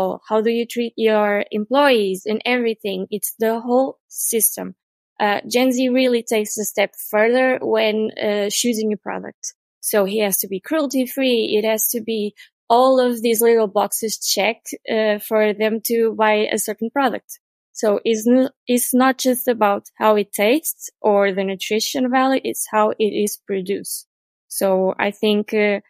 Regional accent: Portugal; we are from Portugal

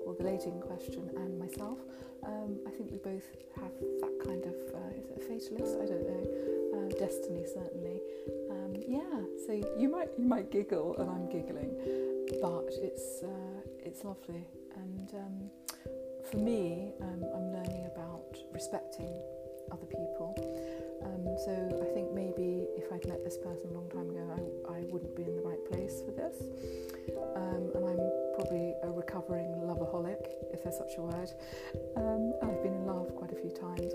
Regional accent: southern England, United Kingdom; accent: southern England; It's a very southern England or British accent

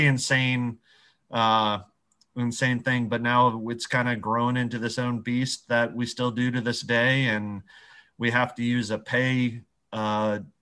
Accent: Columbus, Ohio, United States; I grew up in Columbus

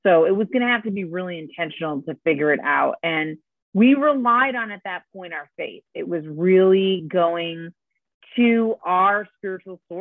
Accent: Detroit, Michigan, United States; also born or lived in Spain / Chicago / New York City / San Francisco; now in Santa Barbara area, United States; I'm originally from Detroit, Michigan

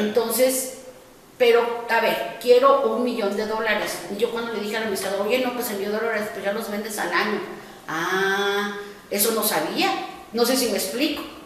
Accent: Mexico City, Mexico; Como buena chilanga

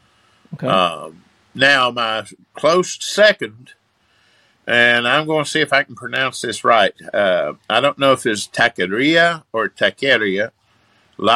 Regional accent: Bristol, Tennessee, United States; moved away as an adult; now in Pigeon Forge, United States; Growing up in Bristol

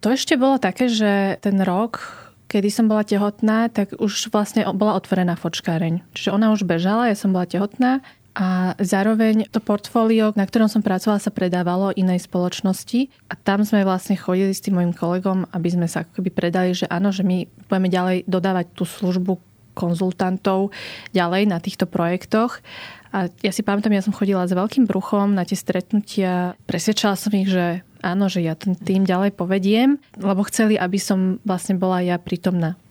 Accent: Slovakia; som vyrastala na Slovensku, ale predsa mám tie vietnamské korene

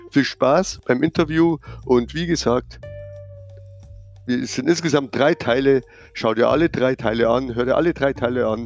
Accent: Bavaria, Germany; wie man hört. Ich bin aus der Nähe von München

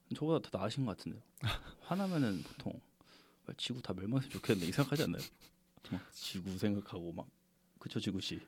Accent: South Korea; 토종 한국인 입장에서

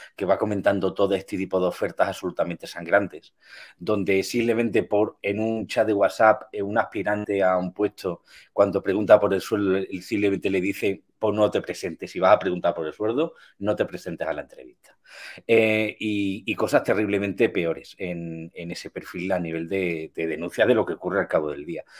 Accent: Spain; como buen latino español

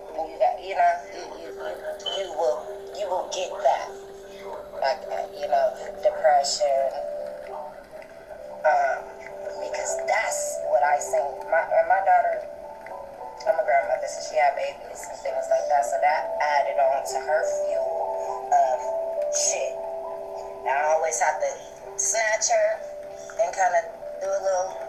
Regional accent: Long Beach, California, United States; I'm from Long Beach, you feel me? Born and raised.

